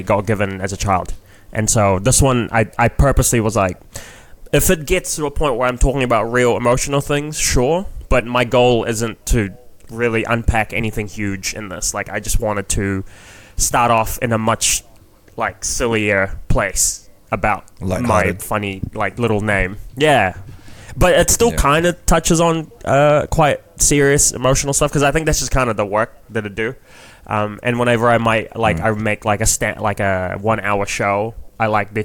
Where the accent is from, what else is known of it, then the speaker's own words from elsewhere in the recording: New Zealand; accent: Kiwi; moved away as an adult; now in Toronto, Canada; 20 years of growing up in New Zealand